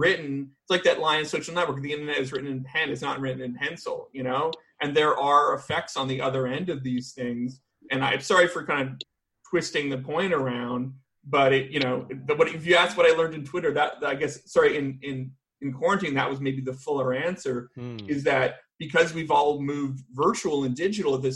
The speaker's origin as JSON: {"language": "English", "town": "Vancouver", "region": "British Columbia", "country": "Canada", "moved": "yes", "lives_now": "United States", "said": "I'm actually from Vancouver"}